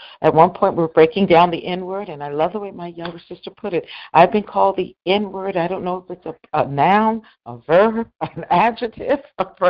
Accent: Northwest Indiana, United States; I was born in Northwest Indiana

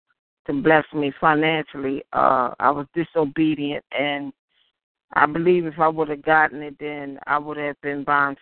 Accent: Baltimore, Maryland, United States; I'm from Baltimore, Maryland.

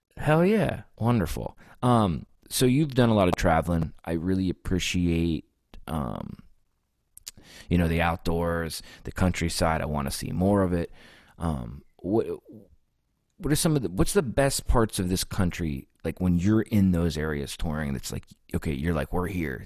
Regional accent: United States; also born or lived in Texas / Pennsylvania; I was born in Texas, but I was raised in Ohio and Pennsylvania split.

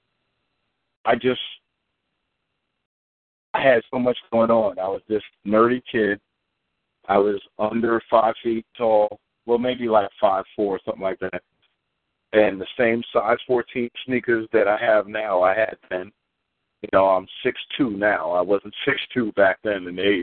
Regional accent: New York City, New York, United States; moved away as an adult; now in Mississippi, United States; I had problems growing up in Far Rockaway, New York, you know, Queens, New York.

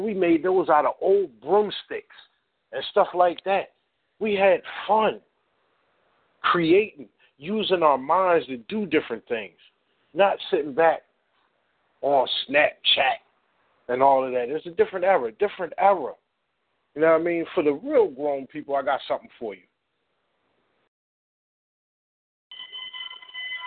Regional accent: Philadelphia, Pennsylvania, United States; I grew up in North Philly

